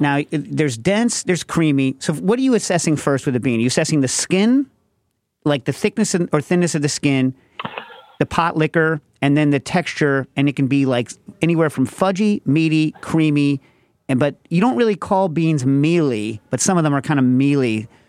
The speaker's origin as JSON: {"language": "English", "region": "New York", "country": "United States", "tie": "born or raised there", "said": "New York"}